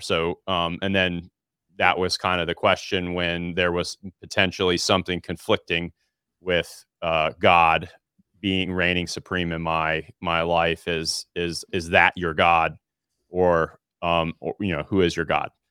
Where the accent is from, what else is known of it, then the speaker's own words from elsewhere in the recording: Alabama, United States; born and raised in Alabama